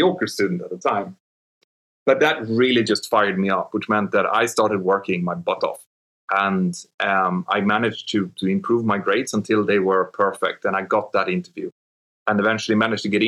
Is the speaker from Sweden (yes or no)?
yes; Örnsköldsvik, Västernorrland County, Sweden; my hometown, around my home village where I came from in Örnsköldsvik.